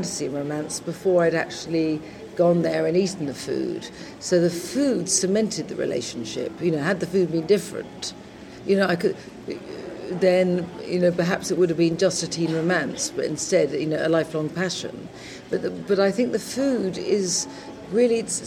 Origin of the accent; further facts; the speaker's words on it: England, United Kingdom; first language English; also born or lived in London; when I came back to England